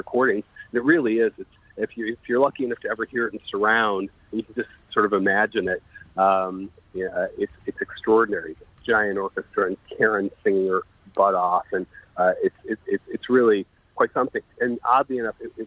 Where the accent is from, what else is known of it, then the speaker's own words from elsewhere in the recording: New York, United States; I'm from New York